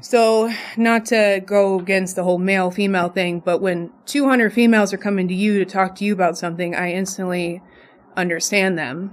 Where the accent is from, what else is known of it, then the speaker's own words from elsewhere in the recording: Las Vegas, Nevada, United States; I'm born and raised in Las Vegas